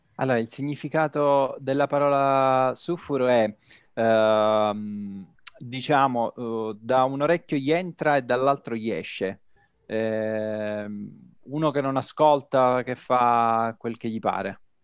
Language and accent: Italian; Catania, Sicily, Italy; moved away as an adult; now in Turin, Italy; sono un siciliano trapiantato a Torino, sono un catanese. E dal 2010 vivo a Torino